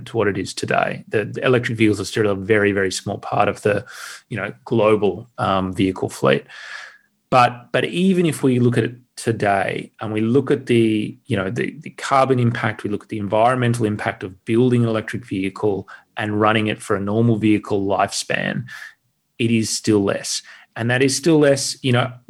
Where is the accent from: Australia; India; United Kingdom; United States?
Australia; I'm an Australian